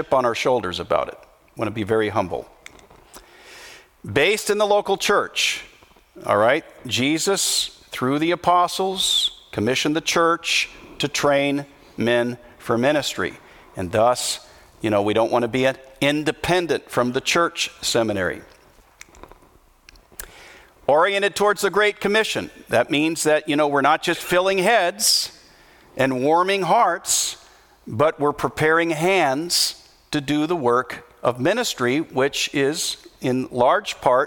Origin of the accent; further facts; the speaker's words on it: United States; I'm an American